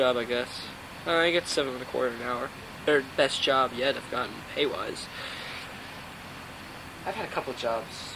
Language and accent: English; Woodstock, New York, United States; I think I am the only kid from Woodstock